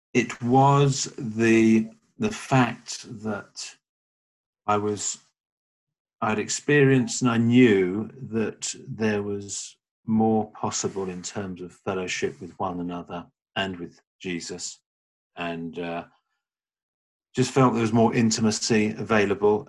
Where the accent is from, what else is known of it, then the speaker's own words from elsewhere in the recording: London, United Kingdom; I'm from uh, London in the UK